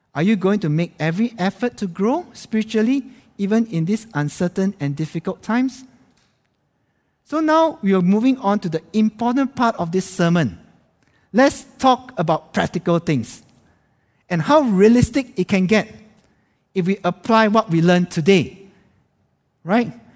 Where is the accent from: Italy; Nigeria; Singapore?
Singapore; moved away as an adult; now in Jakarta, Indonesia; as a Singaporean